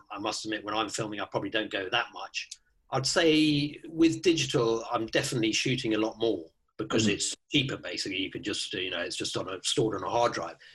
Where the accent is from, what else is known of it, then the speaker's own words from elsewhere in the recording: Kenya; moved away; also born or lived in South Africa / Botswana; I, I grew up in Kenya in Africa